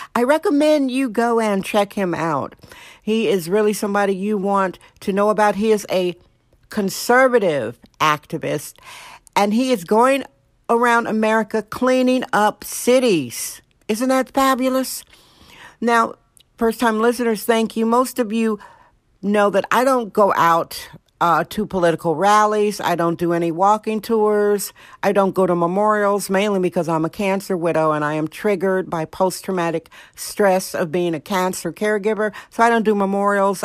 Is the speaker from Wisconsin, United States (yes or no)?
yes; Wisconsin, United States; now in California, United States; Wisconsin, my home state, Wisconsin